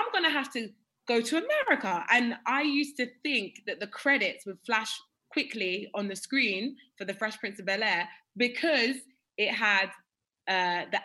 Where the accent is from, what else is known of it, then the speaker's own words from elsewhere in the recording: United Kingdom; accent: British; the British accent that I have.